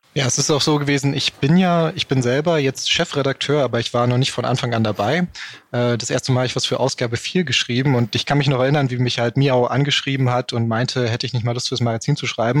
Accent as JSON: {"language": "German", "region": "Berlin", "country": "Germany", "said": "ich komme hier aus Berlin"}